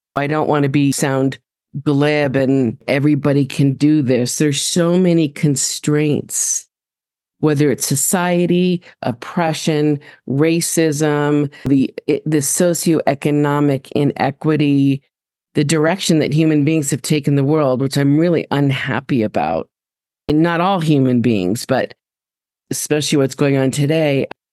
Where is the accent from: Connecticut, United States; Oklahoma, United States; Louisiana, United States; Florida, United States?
Connecticut, United States; Westport; I was raised in Connecticut.